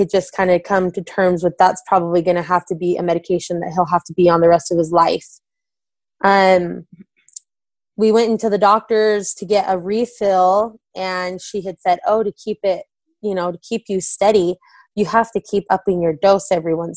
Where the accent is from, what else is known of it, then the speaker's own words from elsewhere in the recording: Orem, Utah, United States; now in Vineyard, United States; we're originally from Orem